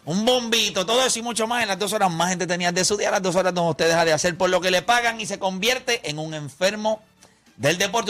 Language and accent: Spanish; Puerto Rico; nosotros somos la mejor raza del mundo. El boricua, no el latino